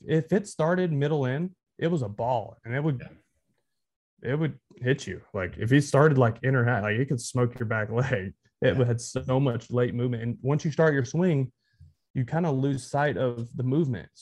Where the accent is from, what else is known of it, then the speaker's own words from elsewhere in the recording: Texarkana, Texas, United States; moved away as an adult; also born or lived in Boston; I grew up in Texas